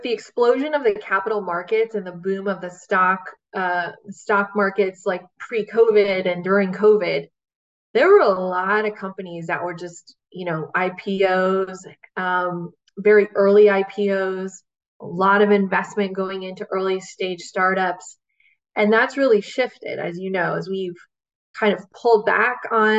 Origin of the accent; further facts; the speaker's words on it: Bay Area, California, United States; I grew up in the Bay Area